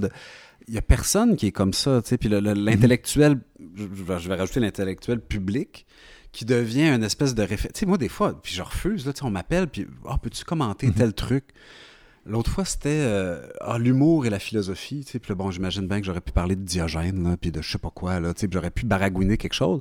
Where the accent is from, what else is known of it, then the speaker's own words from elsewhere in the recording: Quebec, Canada; je suis québécois